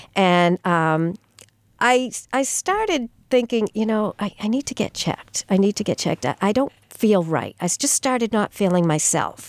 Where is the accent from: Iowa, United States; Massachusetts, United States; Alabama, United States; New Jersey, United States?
Massachusetts, United States; Sturbridge; also born or lived in Amherst, Massachusetts / Melrose, Massachusetts / West Peabody, Massachusetts; now in Franklin, United States; I grew up in the Sturbridge area